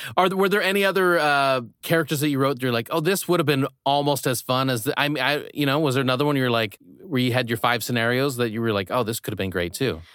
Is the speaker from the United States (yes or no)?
yes; Midwest, United States; moved away; I grew up in the Midwest